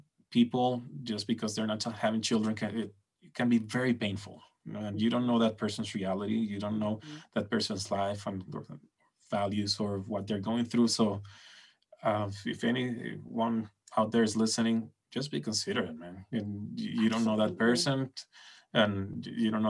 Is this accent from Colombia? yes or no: no; Venezuela